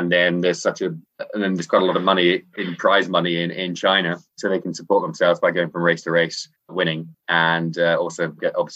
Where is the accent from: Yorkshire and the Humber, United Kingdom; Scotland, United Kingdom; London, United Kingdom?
Scotland, United Kingdom; now in Hong Kong; I uh, live out here in Hong Kong, but I'm actually from Scotland. Despite my accent, I sound English. I spend most of my life saying, I'm not English.